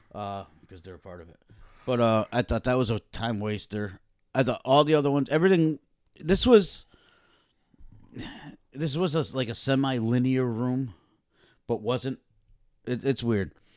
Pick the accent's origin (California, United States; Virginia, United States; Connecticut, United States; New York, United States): Connecticut, United States; we're from Connecticut